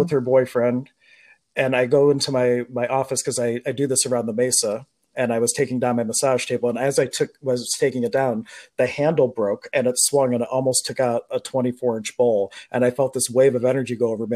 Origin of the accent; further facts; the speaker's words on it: Pittsburgh, Pennsylvania, United States; I was born in Pittsburgh